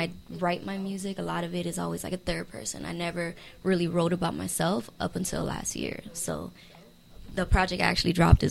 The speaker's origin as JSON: {"language": "English", "town": "Miami", "region": "Florida", "country": "United States", "tie": "born or raised there", "said": "I am an artist born and raised in Miami, Florida."}